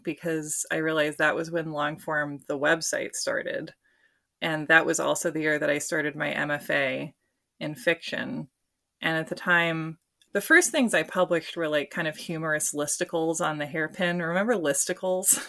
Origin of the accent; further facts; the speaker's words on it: Portland, Oregon, United States; my hometown